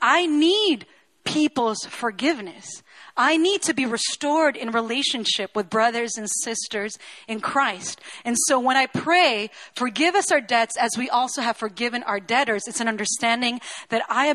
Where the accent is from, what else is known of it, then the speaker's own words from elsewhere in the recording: Chile; I was born and raised in Chile